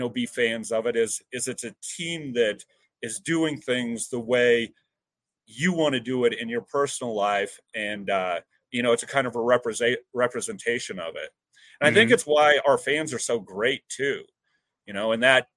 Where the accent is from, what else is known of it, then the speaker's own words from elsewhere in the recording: between Paxton and Sutherland, Nebraska, United States; also born or lived in Lincoln, Nebraska; I grew up on a farm outside of in between Paxton and Sutherland, Nebraska